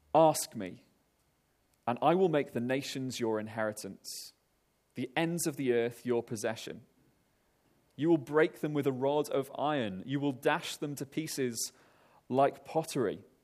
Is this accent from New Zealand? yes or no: no; Wales, United Kingdom; moved away; I'm Welsh